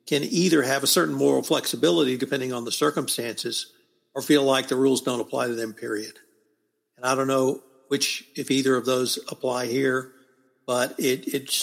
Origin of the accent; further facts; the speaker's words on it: the South, United States; now in Texas, United States; I'm a Southerner